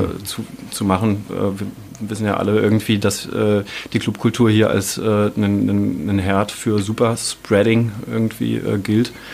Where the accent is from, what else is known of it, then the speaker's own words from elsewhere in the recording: Turin, Piedmont, Italy; now in Dresden, Germany; aus meiner Heimatstadt Turin